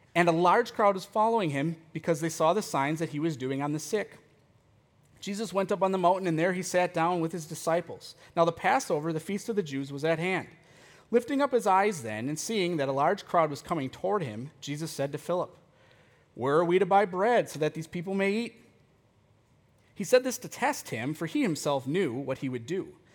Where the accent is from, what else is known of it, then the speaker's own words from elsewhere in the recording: United States; as American Christians